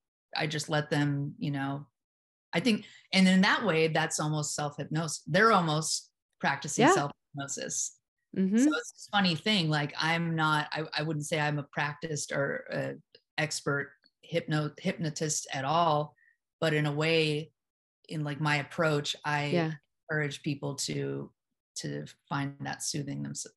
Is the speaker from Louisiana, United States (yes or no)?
no; Venice Beach, California, United States; I grew up in around Venice Beach. I rolled my eyes hard my whole life. I was more of a skateboarding punk rocker.